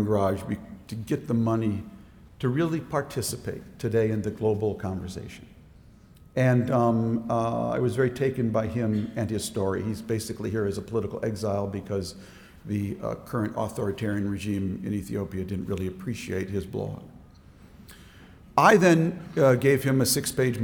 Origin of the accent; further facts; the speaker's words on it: Minnesota, United States; now in Washington, D.C., United States; the time and place where I grew up in Minnesota